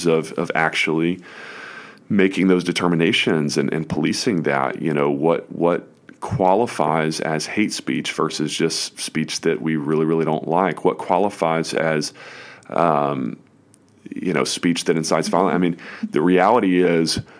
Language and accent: English; United States; as an American citizen